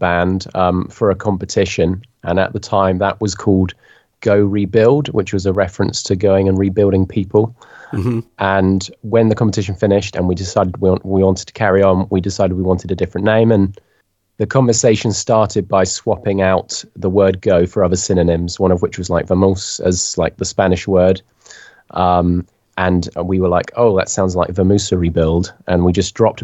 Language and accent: English; Cornwall, South West England, United Kingdom; now in Coventry, United Kingdom; I grew up in Cornwall, more of like a rural area of the UK.